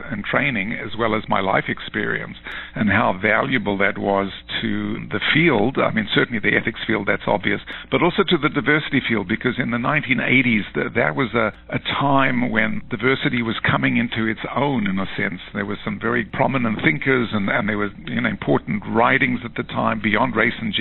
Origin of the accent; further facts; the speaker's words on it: South Africa; moved away as an adult; also born or lived in United Kingdom; now in New York, United States; I'm South African originally. I left South Africa as a young man under the apartheid system